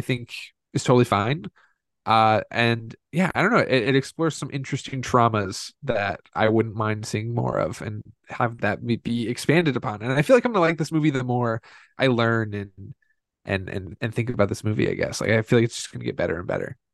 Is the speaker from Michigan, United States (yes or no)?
no; Indiana, United States; most kids, uh, like us growing up in Indiana